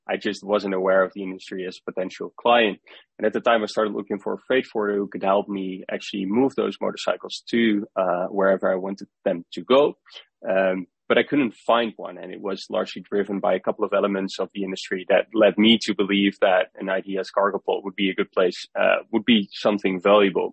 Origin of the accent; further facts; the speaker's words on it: Netherlands; I grew up in the Netherlands as well.